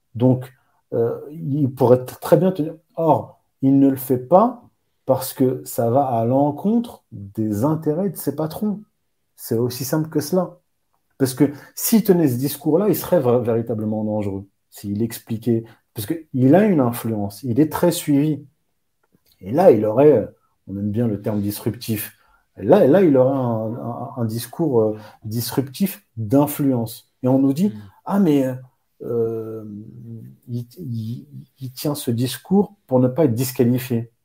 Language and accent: French; Morocco; je viens du Maroc